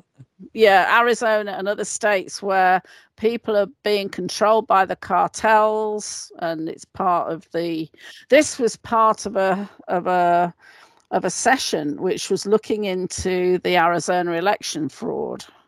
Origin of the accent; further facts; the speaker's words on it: United Kingdom; being a Brit myself